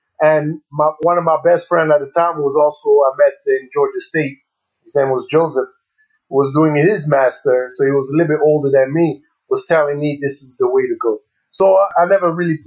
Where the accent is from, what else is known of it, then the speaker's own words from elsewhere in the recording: Burundi; moved away as an adult; also born or lived in Kenya; So I was born in Kenya, but I briefly stayed there for less than a few months. And then I moved to Burundi, and I grew up in Burundi till I was the age of 19.